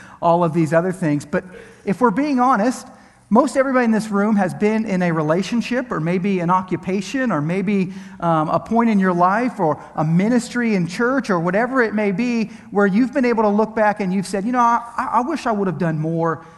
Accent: Pennsylvania, United States; now in Tampa Bay area, United States; I'm originally from Pennsylvania

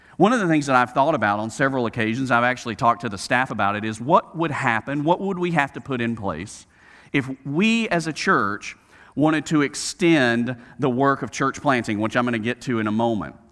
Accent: Birmingham, Alabama, United States; growing up in Birmingham, Alabama

